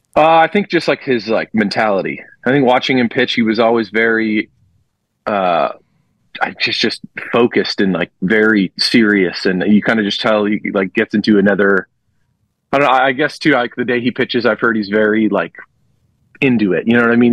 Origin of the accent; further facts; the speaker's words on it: Los Angeles, California, United States; moved away; my hometown team going back home